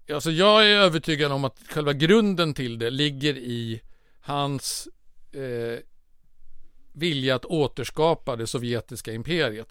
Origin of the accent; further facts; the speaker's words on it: Sweden; som svensk